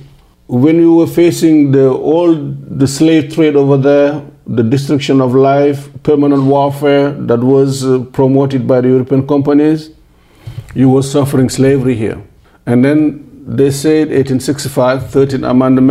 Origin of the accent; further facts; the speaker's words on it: Matam, Senegal; moved away; Like this is the circle of Matam. My hometown